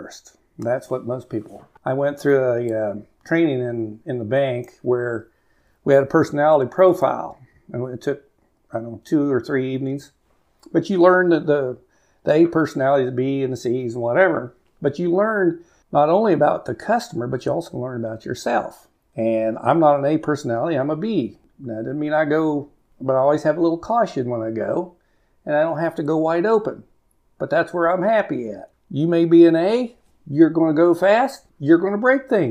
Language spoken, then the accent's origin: English; Cimarron, Kansas, United States; also born or lived in Garden City, Kansas; I grew up in Cimarron, went to high school there